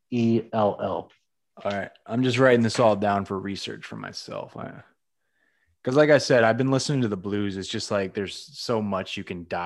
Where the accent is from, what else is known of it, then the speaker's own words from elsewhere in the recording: England, United Kingdom; I'm from England